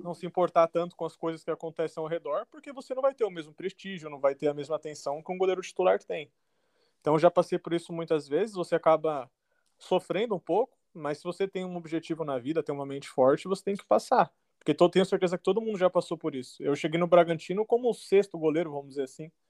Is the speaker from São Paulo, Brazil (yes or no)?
yes; Guarulhos, São Paulo, Brazil; also born or lived in Taubaté; sou de São Paulo, é, nascido em Taubaté, mas criado em Guarulhos